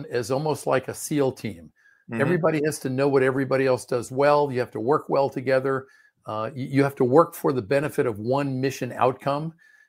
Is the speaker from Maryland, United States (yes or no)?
yes; Maryland, United States; also born or lived in Washington, D.C.; I was originally born in Washington, D.C., and I grew up in the Prince George's County area of Maryland, which is directly south. It's like a Washington suburb.